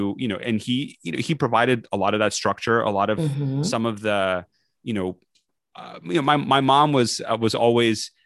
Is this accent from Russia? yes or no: yes; Russia; moved away; I was born in Russia, and I grew up there